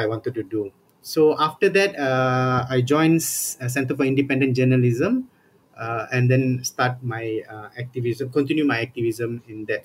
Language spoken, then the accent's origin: English; Johor Bahru, Johor, Malaysia; moved away as an adult; also born or lived in Kuala Lumpur; my hometown, Johor Bahru